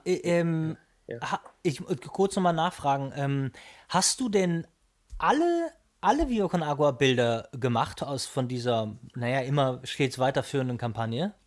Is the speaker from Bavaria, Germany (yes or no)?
no; Hamburg, Germany; ich bin ja Hamburger